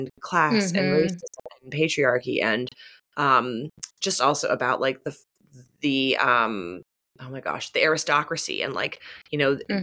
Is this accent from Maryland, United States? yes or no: no; Pittsburgh, Pennsylvania, United States; also born or lived in St. Louis, Missouri; I am from Pittsburgh, though I spent a lot of my childhood in St. Louis, Missouri